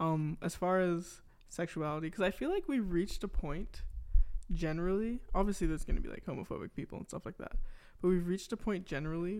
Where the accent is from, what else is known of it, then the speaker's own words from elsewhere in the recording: Canada; as a Canadian raised Catholic